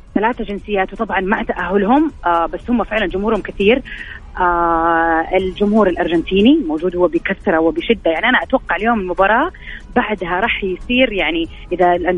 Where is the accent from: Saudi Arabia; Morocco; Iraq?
Saudi Arabia; انا سعوديه